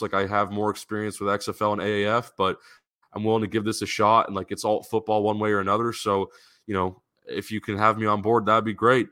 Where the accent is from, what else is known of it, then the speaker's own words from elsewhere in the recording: San Diego, California, United States; I grew up in San Diego.